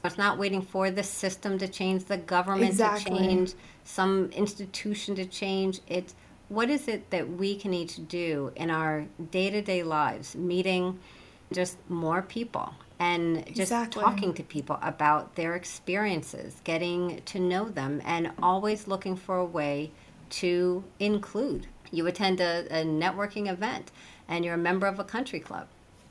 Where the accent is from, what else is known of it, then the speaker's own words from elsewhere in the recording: Midwest, United States; I came from the Midwest and my parents are pretty conservative in their just way of being.